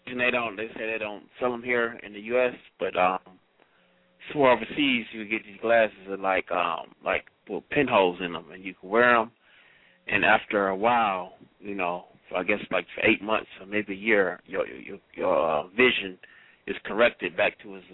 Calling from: Cleveland, Ohio, United States; I'm calling from Cleveland.

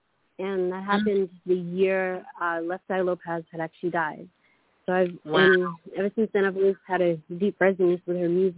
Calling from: Queensland, Australia; I am calling from Australia, Queensland.

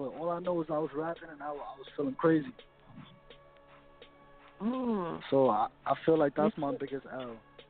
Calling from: Brooklyn, New York, United States; Brooklyn, New York.

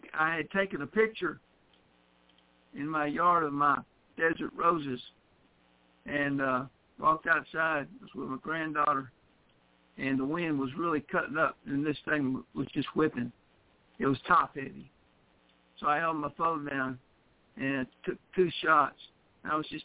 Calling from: West Tennessee, United States; I am 731, and I'm calling from West Tennessee.

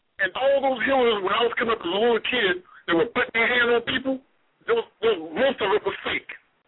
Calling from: North Carolina, United States; I'm calling from North Carolina.

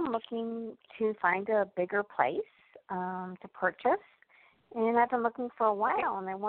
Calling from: Illinois, United States

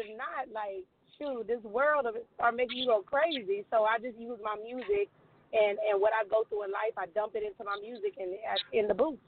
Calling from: Houston, Texas, United States; I'm calling from Houston, Texas.

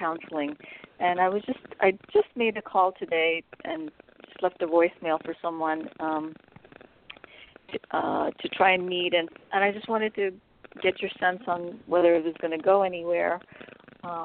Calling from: California, United States

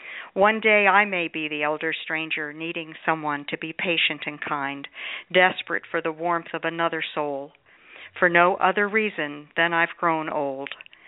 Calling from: Sun City Center, Florida, United States; I'm calling from Sun City Center, Florida.

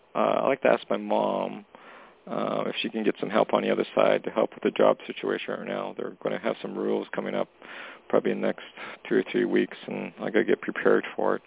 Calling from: Canada; Hey, Toni … calling from Canada.

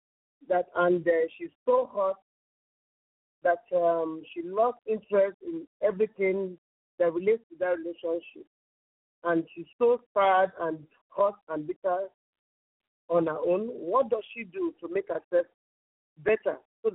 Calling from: Lagos, Nigeria; I'm calling from Lagos.

